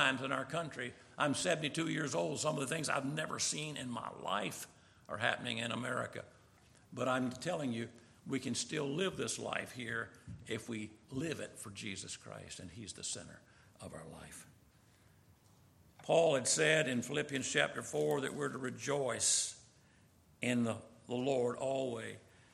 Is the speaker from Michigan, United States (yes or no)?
no; Summerville, South Carolina, United States; I was from Somerville, South Carolina, near Charleston, I ended up going to Clemson